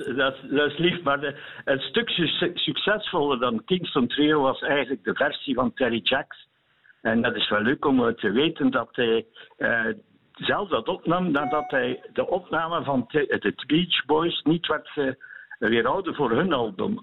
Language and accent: Dutch; Eeklo, Flanders, Belgium; ik van Eeklo ben